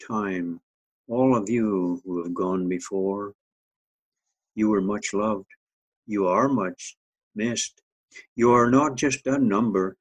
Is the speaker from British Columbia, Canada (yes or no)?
no; northern Saskatchewan, Canada; now in Maple Ridge, Canada; my hometown in northern Saskatchewan